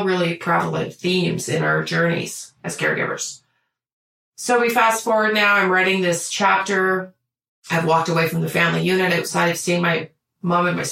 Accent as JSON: {"language": "English", "country": "Canada", "said": "we're Canadian"}